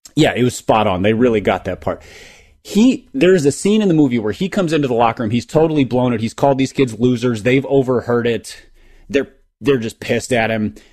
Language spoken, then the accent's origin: English; Minneapolis area, Minnesota, United States; the original Mighty Ducks, which came out in ninety-two, ninety-three, you know, was, was filmed in my hometown